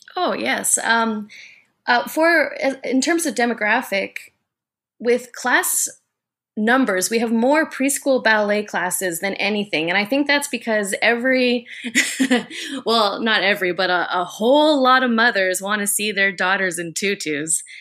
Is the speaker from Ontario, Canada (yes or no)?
no; Vancouver, British Columbia, Canada; I'm from Vancouver, Canada, and the founder of Endorphin Rush Dance and Fitness